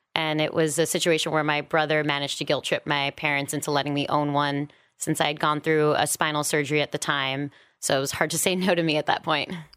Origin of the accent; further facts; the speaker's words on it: New York City, New York, United States; moved away as an adult; also born or lived in San Francisco; now in Los Angeles, United States; I am from New York originally, born and raised. Didn't leave until I was about twenty-seven